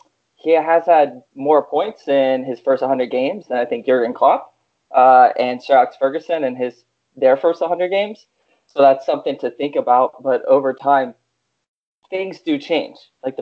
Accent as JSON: {"language": "English", "country": "France", "moved": "yes", "lives_now": "United States", "said": "I'm from France, live in the United States."}